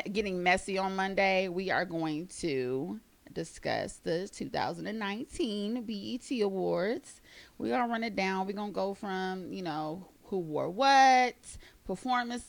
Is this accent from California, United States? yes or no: yes; San Bernardino, California, United States; also born or lived in Fontana, California; I'm not from DC. I'm from the Inland Empire, California.